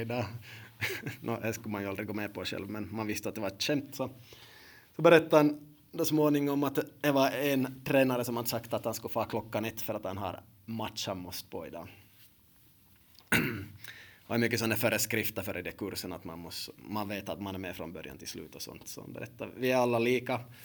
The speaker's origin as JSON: {"language": "Swedish", "country": "Finland"}